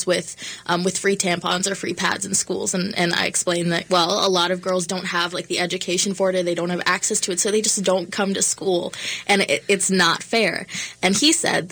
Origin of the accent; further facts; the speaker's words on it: Prior Lake, Minnesota, United States; I grew up in Prior Lake, Minnesota